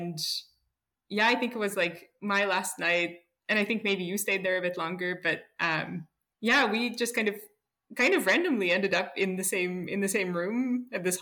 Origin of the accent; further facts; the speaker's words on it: Kazan, Tatarstan, Russia; moved away as an adult; also born or lived in Minnesota, United States; now in Saarbrücken, Germany; I'm originally from Russia, from Kazan.